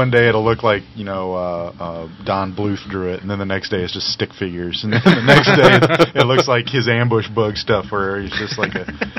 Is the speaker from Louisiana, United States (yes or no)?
no; California, United States; moved away; I was born in California. I'm not originally from there.